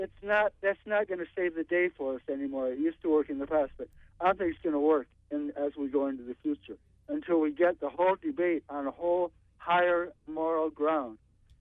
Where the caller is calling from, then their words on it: Brooklyn, New York, United States; I'm calling from Brooklyn.